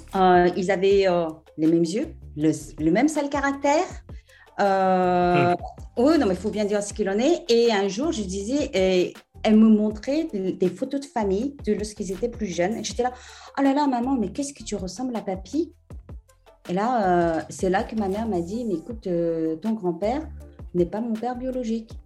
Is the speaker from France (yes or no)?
yes; France; also born or lived in South Korea; now in England, United Kingdom; je suis française